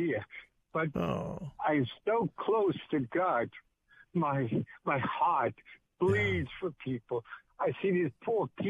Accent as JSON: {"language": "English", "region": "New York", "country": "United States", "tie": "born or raised there", "also_born_or_lived": "Far Rockaway", "moved": "yes", "lives_now": "Grove City, United States", "said": "I grew up in New York"}